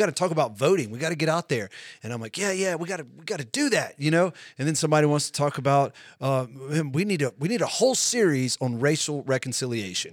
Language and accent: English; United States; we're both American citizens